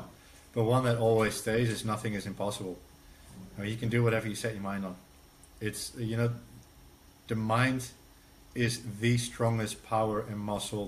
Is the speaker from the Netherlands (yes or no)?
yes; Netherlands; English is a second language